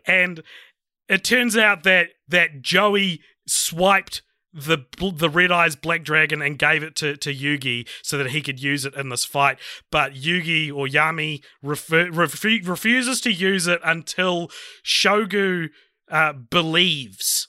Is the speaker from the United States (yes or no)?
no; New Zealand